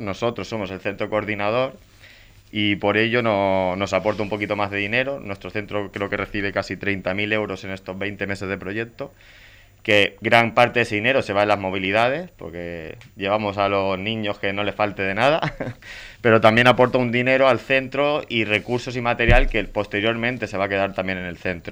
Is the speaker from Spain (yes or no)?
yes; Spain; los maestros españoles